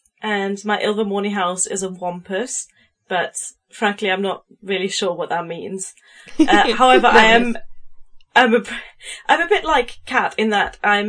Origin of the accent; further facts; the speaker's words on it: Germany; English is a second language; moved away as an adult; now in United Kingdom; Yes. So I'm from Germany, but I've been living in the UK for about 4 years now.